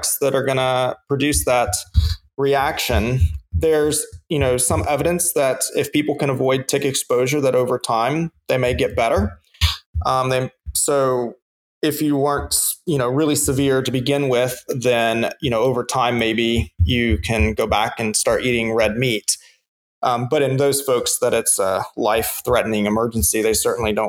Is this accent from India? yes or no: no; the South, United States; as a good Southerner